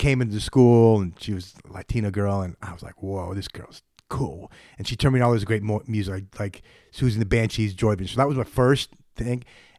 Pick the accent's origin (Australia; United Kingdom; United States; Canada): United States; Boston, Massachusetts; born there; I'm like, they like, you grew up in New York? I'm like, no, I was born in Boston.